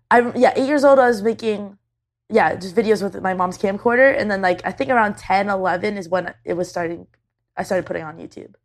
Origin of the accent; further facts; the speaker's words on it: Canada; I'm Canadian.